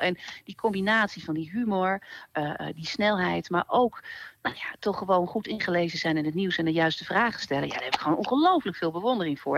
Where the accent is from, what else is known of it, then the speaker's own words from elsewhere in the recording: Twente, Overijssel, Netherlands; ik ben toch opgegroeid in Twente.